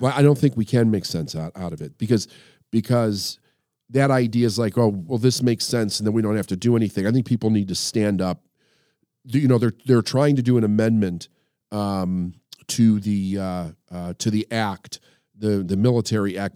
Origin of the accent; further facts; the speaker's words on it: United States; as an American and as somebody who did serve in the military